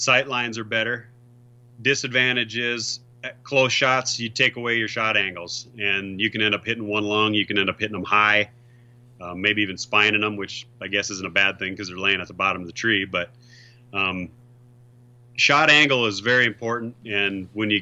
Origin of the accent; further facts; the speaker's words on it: South Dakota, United States; I'm from South Dakota.